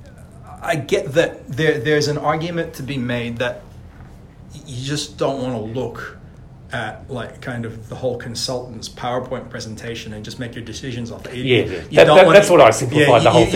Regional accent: Adelaide, South Australia, Australia; I grew up in Adelaide

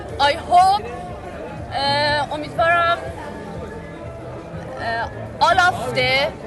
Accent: Isfahan, Iran; English is a second language; From Iran.

